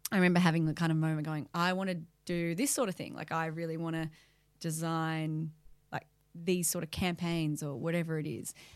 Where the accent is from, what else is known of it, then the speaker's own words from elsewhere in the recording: Melbourne, Victoria, Australia; moved away; I grew up in Melbourne.